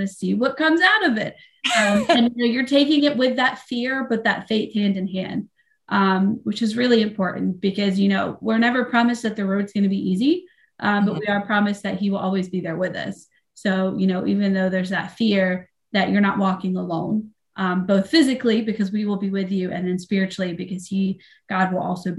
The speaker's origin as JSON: {"language": "English", "town": "Thomasville", "region": "North Carolina", "country": "United States", "tie": "born or raised there", "moved": "yes", "lives_now": "Pennsylvania, United States", "said": "I grew up in like the Trinity, Thomasville area in North Carolina"}